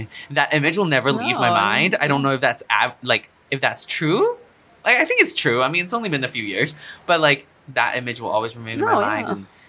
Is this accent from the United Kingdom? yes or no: no; Singapore; moved away; when I was growing up in Singapore, I had no exposure to theater.